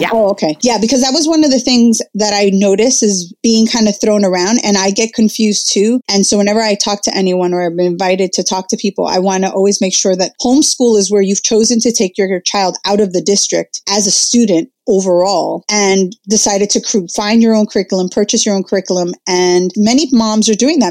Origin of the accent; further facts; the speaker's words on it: Jersey City, New Jersey, United States; I was actually born and raised in uh, Jersey City